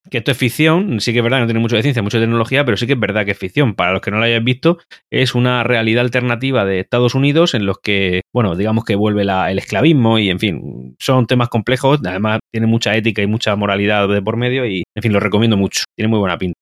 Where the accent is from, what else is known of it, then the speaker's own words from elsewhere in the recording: Murcia, Region of Murcia, Spain; yo soy de Murcia, vivo en Murcia también